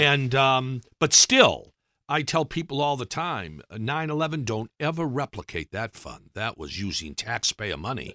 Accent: Brockton, Massachusetts, United States; moved away; also born or lived in Washington; I grew up in Brockton

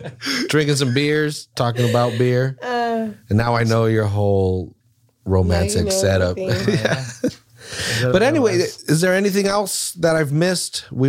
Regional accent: Salinas, California, United States; I grew up on Laurel.

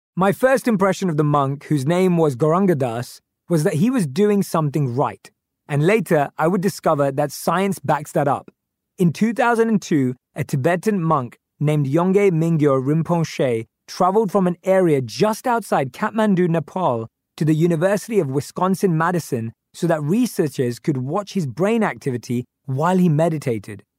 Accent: London, United Kingdom; I grew up in North London with my parents and my youngest sister

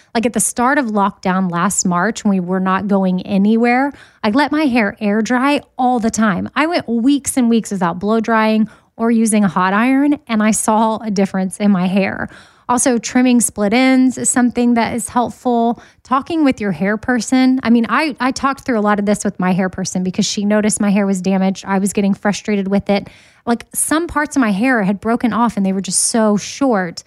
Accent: Austin, Texas, United States; moved away as an adult; now in Nashville, United States; I was born and raised in Austin, Texas, and didn't move to Nashville until two thousand thirteen

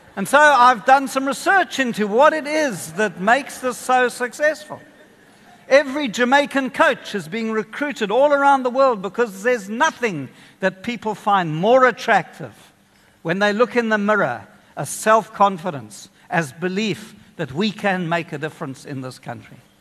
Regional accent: Kenya; now in South Africa; I grew up in Kenya.

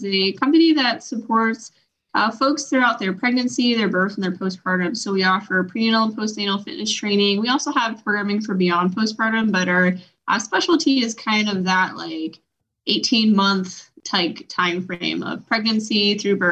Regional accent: New York, United States; We're both from New York

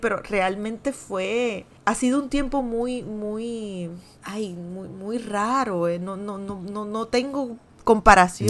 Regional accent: Puerto Rico; ya somos puertorriqueños

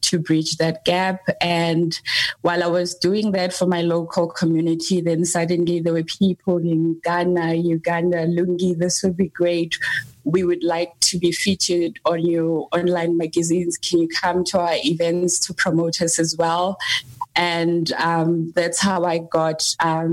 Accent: South Africa; also born or lived in KwaZulu-Natal / Johannesburg, Gauteng; I grew up in South Africa between KZN and Johannesburg

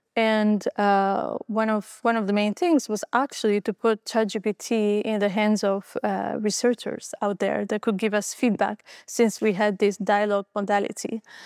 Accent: Albania; moved away; I was born in Albania, uh, just after the fall of communism.

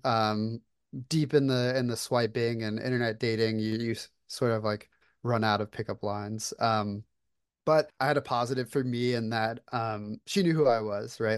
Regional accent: Florida, United States; moved away as an adult; now in Atlanta, United States; I currently live in Atlanta, Georgia. I was born and raised in Florida

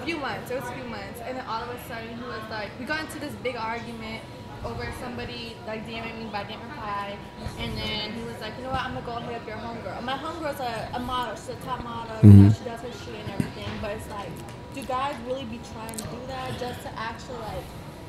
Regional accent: New York, United States; I'm not gonna lie, I was really in shock like that came out here because I'm from New York

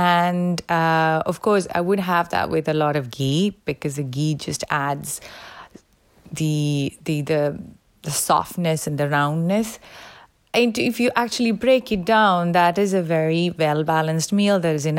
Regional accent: India; moved away as an adult; now in Connecticut, United States; I live in Connecticut, in Northeast US. I am originally from India

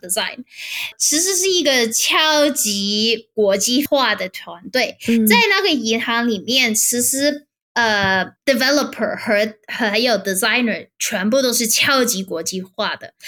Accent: Hong Kong; moved away as an adult; now in Stockholm, Sweden; 我在香港理工大学读 bachelor，就是 interaction design

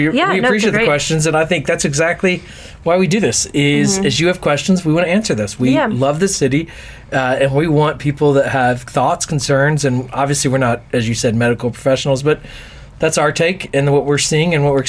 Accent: Houston, Texas, United States; also born or lived in Brooklyn, New York / Manhattan, New York; now in New York City, United States; growing up in Houston.

